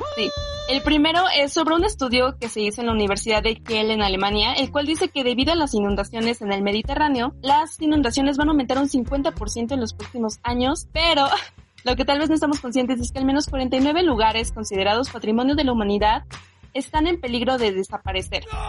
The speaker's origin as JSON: {"language": "Spanish", "country": "Mexico", "said": "como mexicanos yo creo que somos la el mejor, em, los que mejor saben sobre terremotos."}